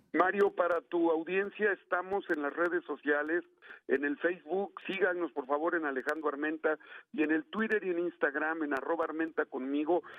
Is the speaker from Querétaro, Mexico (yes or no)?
no; Puebla, Mexico; yo soy poblano, senador por Puebla